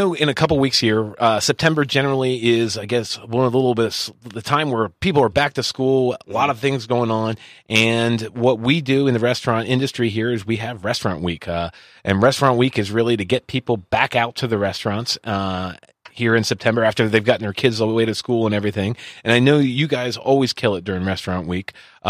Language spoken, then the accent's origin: English; the South, United States; I'm from the South a little bit myself